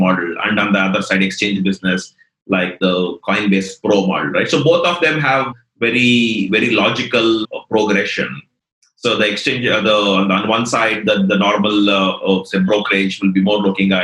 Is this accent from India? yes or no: yes; India; if we being Indian